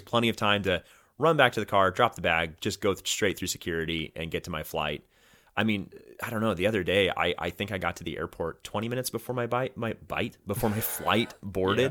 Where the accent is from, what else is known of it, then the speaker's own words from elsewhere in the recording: Oregon coast, United States; I grew up on the Oregon coast